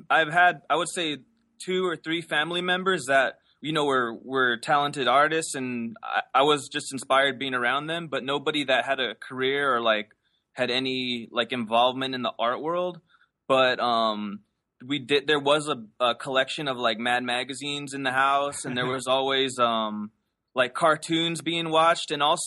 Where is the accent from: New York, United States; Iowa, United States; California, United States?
California, United States; Los Angeles; Yeah, I grew up in LA. I grew up in El Cerrito, which is located in the northeast area of LA.